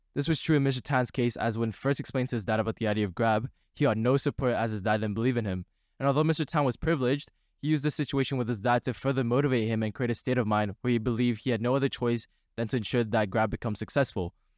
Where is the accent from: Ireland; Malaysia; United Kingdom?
Malaysia; as a Malaysian myself